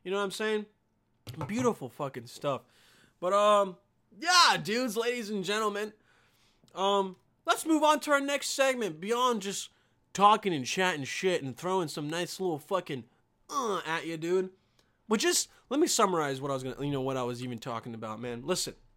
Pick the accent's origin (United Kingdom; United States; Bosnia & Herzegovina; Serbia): Bosnia & Herzegovina; moved away; in my home country